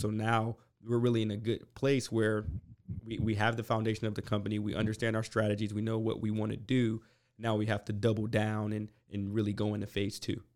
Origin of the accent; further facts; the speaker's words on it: Westerville, Ohio, United States; moved away as an adult; now in College Station, United States; I'm from Ohio originally, uh, grew up in Columbus, Ohio. um, in Westerville, a s, small suburb in Columbus